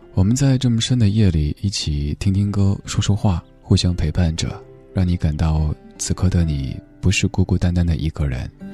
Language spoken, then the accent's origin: Chinese; Chengdu, Sichuan, China; moved away; 我的家乡也在成都，好久没有回成都了，挺想念的